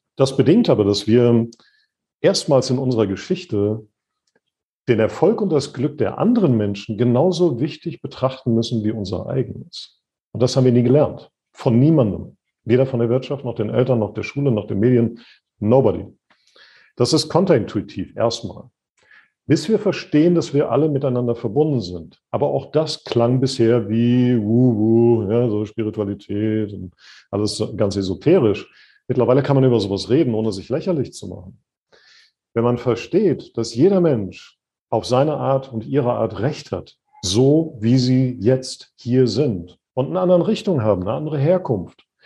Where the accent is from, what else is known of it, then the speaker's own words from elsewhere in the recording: Sauerland, North Rhine-Westphalia, Germany; als ich ein kleiner Junge war, ich komme aus dem Sauerland oder vom Sauerland weg, wie man da sagt